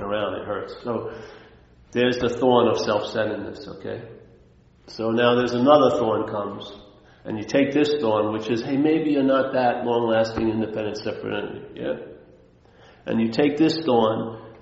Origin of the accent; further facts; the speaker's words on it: Long Island, New York, United States; moved away; I take the train back from Manhattan to Long Island